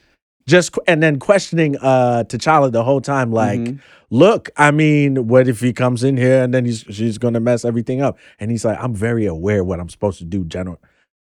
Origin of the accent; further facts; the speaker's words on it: Ghana; you know, I'm Ghanaian, and I know of that hardcore fundamentalist, like, who is all about tradition and everything.